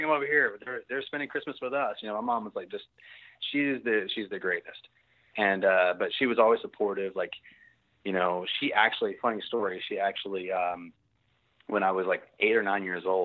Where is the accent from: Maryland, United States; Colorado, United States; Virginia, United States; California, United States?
Virginia, United States; moved away as an adult; now in Texas, United States; I grew up in Virginia, and my whole family grew up in Virginia